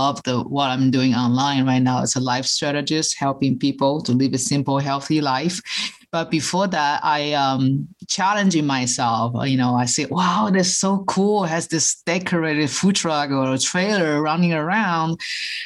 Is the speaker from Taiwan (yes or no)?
yes; Taiwan; moved away; I'm original from Taiwan, and my parents, we cook all the traditional Chinese way